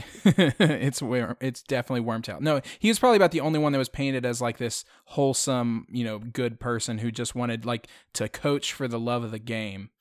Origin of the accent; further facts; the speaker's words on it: Houston, Texas, United States; moved away; I'm originally from Houston